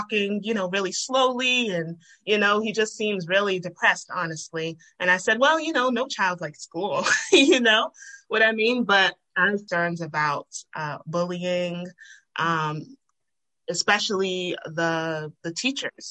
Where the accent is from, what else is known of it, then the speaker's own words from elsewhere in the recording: Rhode Island, United States; moved away as an adult; now in Georgia, United States; I'm originally from Rhode Island